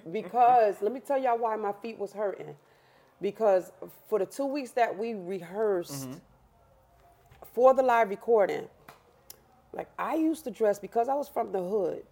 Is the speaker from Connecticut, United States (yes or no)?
yes; Bridgeport, Connecticut, United States; I lived in Connecticut, Bridgeport, Connecticut.